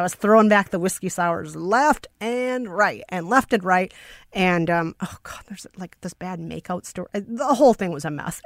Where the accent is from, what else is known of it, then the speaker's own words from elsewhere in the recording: Minneapolis, Minnesota, United States; accent: Minnesotan; now in New York, United States; when I was growing up in Minneapolis